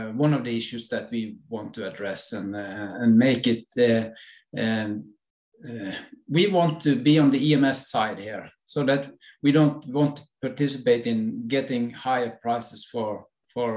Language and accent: English; western coast of Norway, Western Norway, Norway; I'm from Norway, western coast of Norway